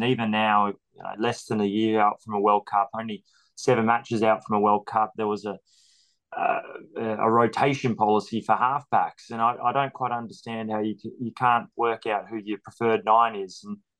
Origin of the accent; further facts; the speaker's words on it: Australia; as an Aussie coming up here.